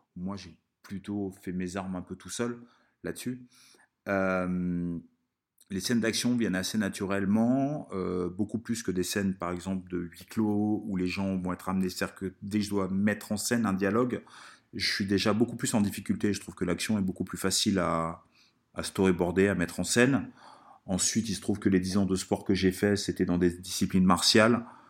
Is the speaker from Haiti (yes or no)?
no; Italy; moved away; quand j'étais petit en Italie